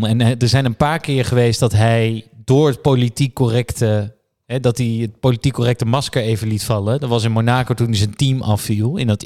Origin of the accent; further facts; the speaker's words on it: Netherlands; Het doet pijn als Nederlander